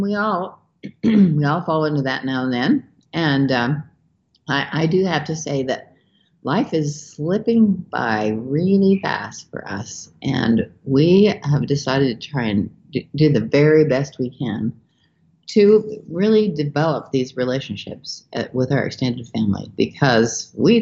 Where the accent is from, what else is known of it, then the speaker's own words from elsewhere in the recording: Idaho, United States; Montclair, Idaho, which is my hometown